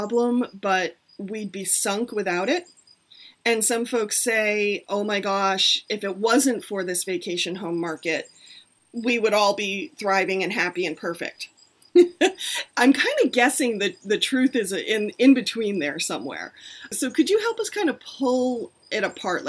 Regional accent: Deerfield Valley, Vermont, United States; now in Dummerston, United States; I grew up in the Deerfield Valley

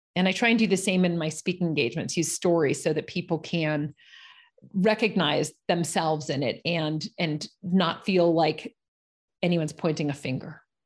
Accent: Los Angeles, California, United States; moved away; I'm from Los Angeles, California, one of the few people that can actually say they're a native

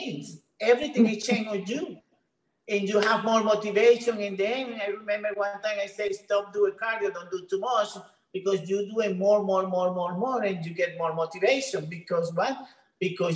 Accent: Venezuela; English is a second language; moved away as an adult; now in United States; I'm from Venezuela, so my English is not so good

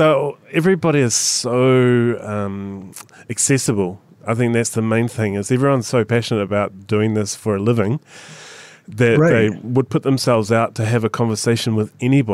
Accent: New Zealand; I'm from New Perth, Zealand, so I'm not great on Australian landscape

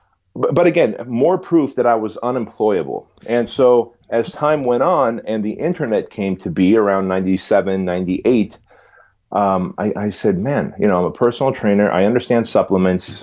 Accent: California, United States; English is a second language; also born or lived in Armenia; being here in California

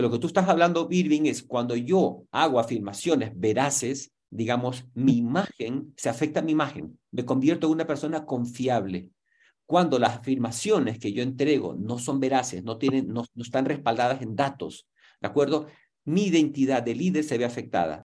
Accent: Guayaquil, Guayas, Ecuador; tengo 62 años. Puedo decir, nací en Guayaquil

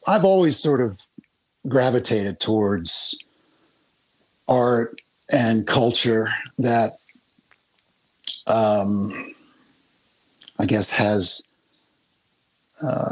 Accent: Monmouth County, New Jersey, United States; I grew up in Monmouth County.

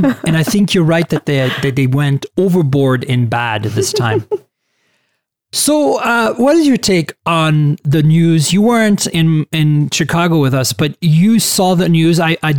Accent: Canada; now in San Francisco, United States; Rose is from Canada, and I'm also a Canadian citizen who, you know, moved to the US a long time ago and is also an American citizen.

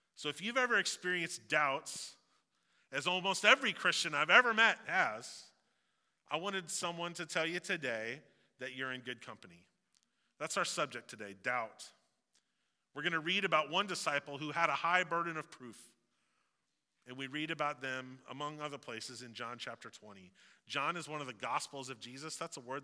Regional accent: Missouri, United States; I moved around a little bit, but I've lived in Missouri my whole life. So I just say, you know, I'm from Missouri

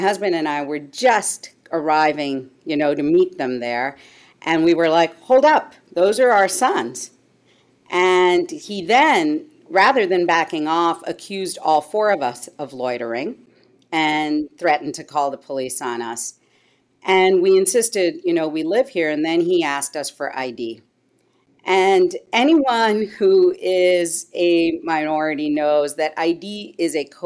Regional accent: Canada; also born or lived in India / Asia / Montreal / Toronto; now in United States; I grew up largely in Canada. I'm of Indian background.

